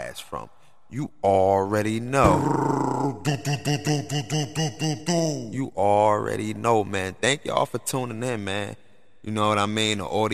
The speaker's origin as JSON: {"language": "English", "town": "Newark", "region": "New Jersey", "country": "United States", "tie": "born or raised there", "said": "my hometown, Newark"}